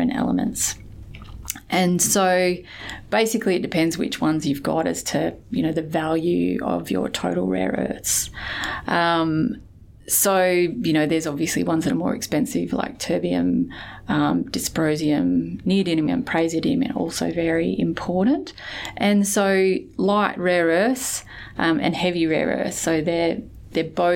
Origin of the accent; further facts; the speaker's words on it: Weipa, Queensland, Australia; now in Perth, Australia; I grew up in Weipa, well, you know, far north Queensland, on the west side of the Cape.